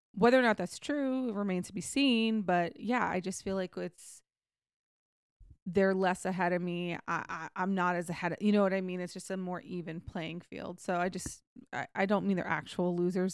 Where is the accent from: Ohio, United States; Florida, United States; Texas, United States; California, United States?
Texas, United States; also born or lived in England; I'm from Texas